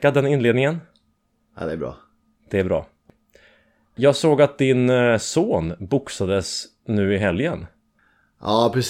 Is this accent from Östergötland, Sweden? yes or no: no; Skogås, Stockholm County, Sweden; Skogås, söder om Stockholm.